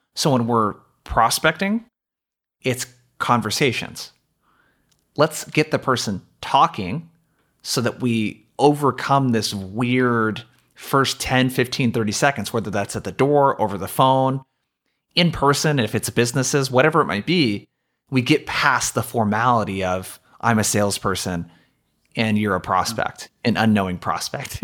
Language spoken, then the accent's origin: English; Brookings, Oregon, United States; I traveled two and a half hours home from college to my hometown of Brookings, Oregon